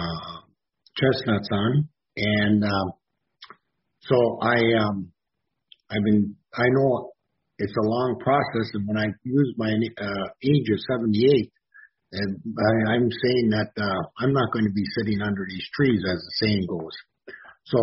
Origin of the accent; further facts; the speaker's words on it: Marquette, Michigan, United States; I'm from Marquette, Michigan.